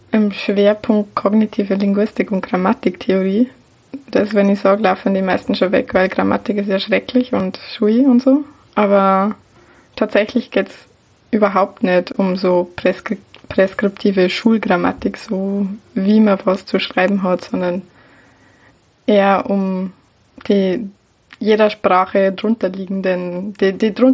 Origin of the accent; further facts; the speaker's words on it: Bavaria, Germany; now in Vienna, Austria; Ich bin eigentlich aus Niederbayern. Also wahrscheinlich hat man mir das sowieso an meinem Dialekt auch, den ich jetzt einfach mal beibehalte.